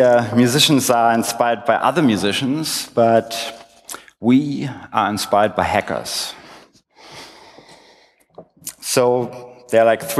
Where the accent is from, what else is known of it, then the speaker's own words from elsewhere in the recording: Berlin, Germany; I was born in West Berlin in the 70s